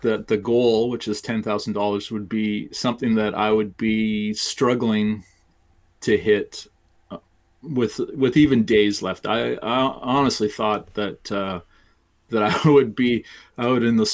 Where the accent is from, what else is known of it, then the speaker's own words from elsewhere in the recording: Canada; I'm Canadian